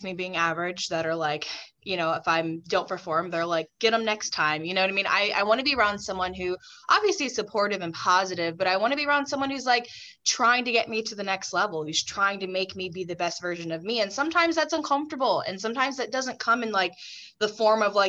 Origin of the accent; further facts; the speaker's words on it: Texas, United States; moved away as an adult; also born or lived in Long Island, New York; now in New York, United States; I'm originally from the South. You all know I'm from Texas